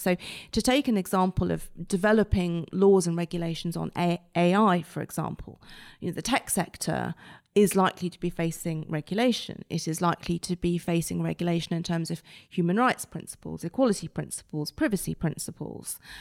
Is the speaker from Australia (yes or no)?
no; United Kingdom; our input as British lawyers, um, as British judges